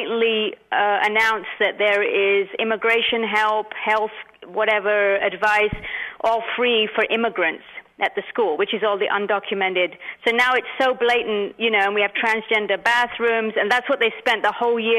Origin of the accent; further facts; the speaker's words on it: London, United Kingdom; also born or lived in India; now in Mountain View, United States; I was born in India. I grew up in London, and now I live in California for about, last 26 years I've been here.